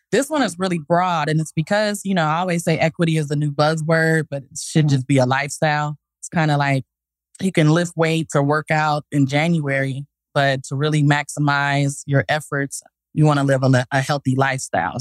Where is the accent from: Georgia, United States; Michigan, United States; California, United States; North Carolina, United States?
California, United States; Los Angeles; moved away as an adult; now in Texas, United States; I'm from South Central